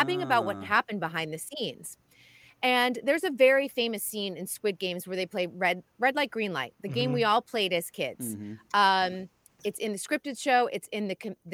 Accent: Boston, Massachusetts, United States; moved away; growing up in Boston

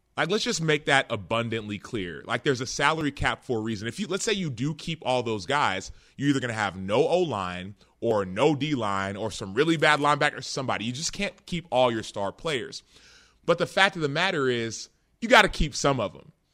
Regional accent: Dallas, Texas, United States; I grew up in Dallas

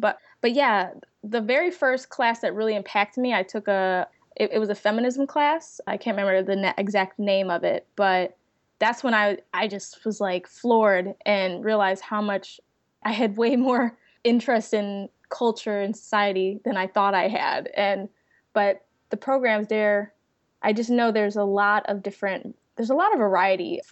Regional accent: Chicago, Illinois, United States; moved away as an adult; also born or lived in Savannah, Georgia; now in Tampa, United States; I'm from Chicago. I'm currently in Tampa, Florida, working with the company

